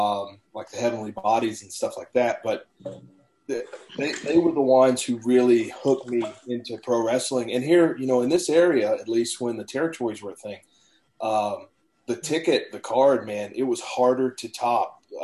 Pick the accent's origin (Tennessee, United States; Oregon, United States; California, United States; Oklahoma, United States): Tennessee, United States; I grew up here in Tennessee and I'm around the Mid-Atlantic area, so a lot of the Carolinas.